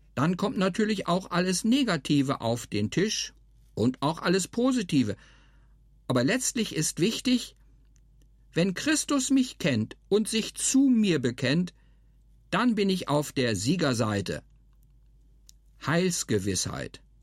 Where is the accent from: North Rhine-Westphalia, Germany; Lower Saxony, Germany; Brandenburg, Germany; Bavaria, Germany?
Lower Saxony, Germany; Hermannsburg; now in Marzhausen, Germany; Ich bin in Hermannsburg in der Lüneburger Heide aufgewachsen.